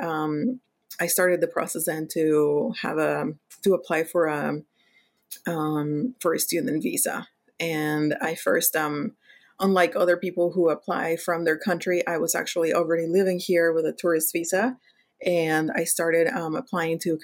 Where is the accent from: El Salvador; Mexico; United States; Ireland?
Mexico; English is a second language; moved away as an adult; I was born and raised in Mexico, in a city close to Mexico City.